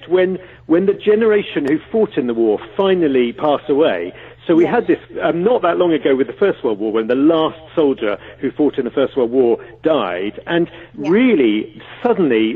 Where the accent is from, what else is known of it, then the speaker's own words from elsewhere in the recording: United Kingdom; for a lot of us Brits